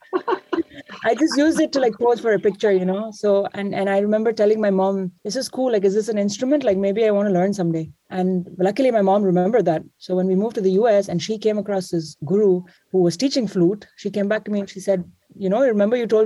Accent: New Jersey, United States; moved away as an adult; also born or lived in Dubai, United Arab Emirates; now in India; I moved to New Jersey when I was 12, and pretty much grew up in New Jersey.

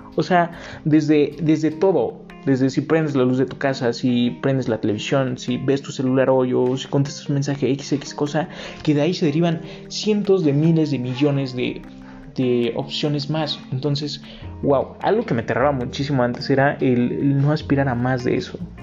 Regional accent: Mexico

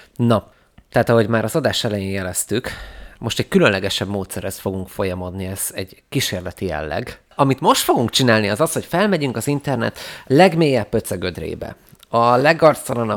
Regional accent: Vác, Pest, Hungary; moved away as an adult; now in Budapest, Hungary; szeretem, hogy nem Budapesten nőttem fel, és utána kerültem ide, hogy megtanított egy ilyen kis közösségben élni. Mármint, hogy azért Vác nem egy nagy terület

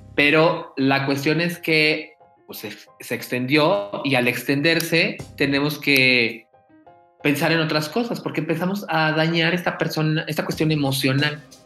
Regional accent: Mexico; somos más allá de mexicanos

